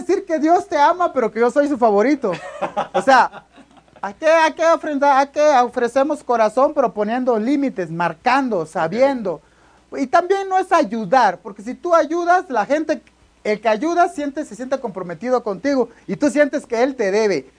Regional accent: Oaxaca, Mexico; De la playa nudista de Cipolite, de Puerto Ángel, de Huatulco, de por ahí soy yo

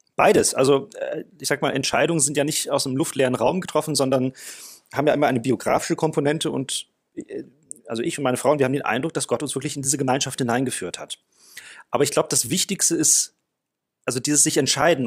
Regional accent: South Africa; moved away as an adult; now in Germany; ich bin in Südafrika geboren und groß geworden. Mit 19 Jahren kam ich nach Deutschland

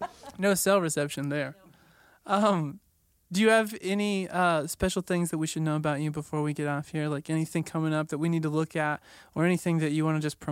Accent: Missouri, United States; so I'm from Southwest Missouri, so a lot of people have like a Southern accent.

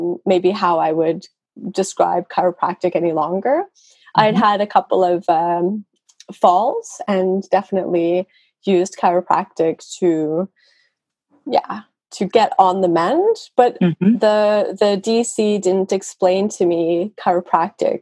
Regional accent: Vancouver, British Columbia, Canada; first language English; moved away as an adult; now in Norway; I'm from Canada. I'm from Vancouver, okay. British Columbia.

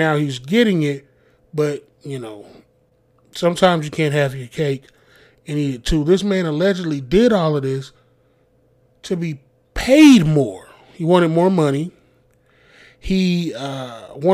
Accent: the South, United States; I grew up in the South

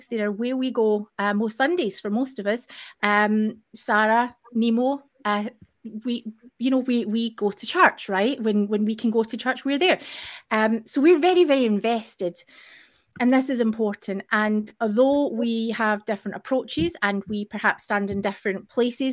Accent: Scotland, United Kingdom; as a Scottish person

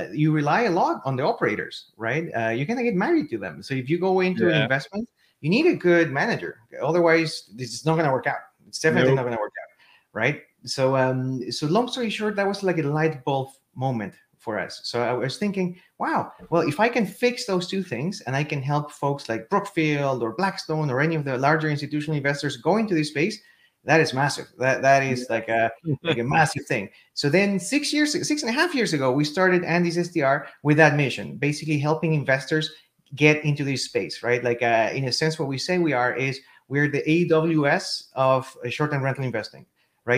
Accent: Chile; English is a second language; moved away as an adult; now in Austin, United States; As you can tell from the accent, I'm not originally from North America. I was born and raised in Chile, in South America.

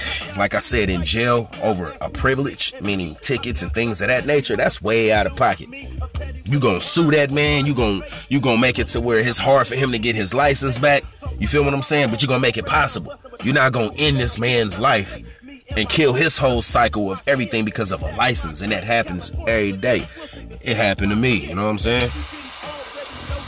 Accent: California, United States; I'm from California

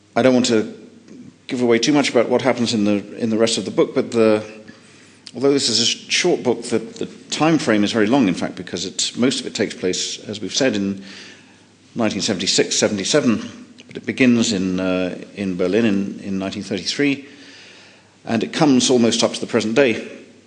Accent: United Kingdom; as a Brit

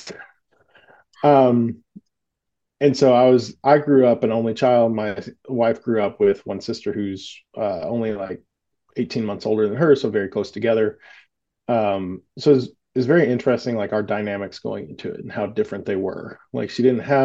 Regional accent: Southern United States, United States; growing up in the Southern United States

